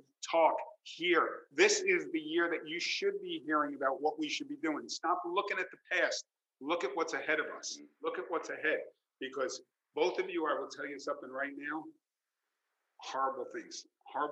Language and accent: English; New York, United States; as a New Yorker